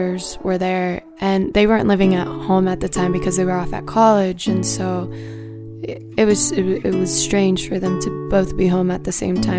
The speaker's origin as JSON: {"language": "English", "town": "Seattle", "region": "Washington", "country": "United States", "said": "I'm from Seattle"}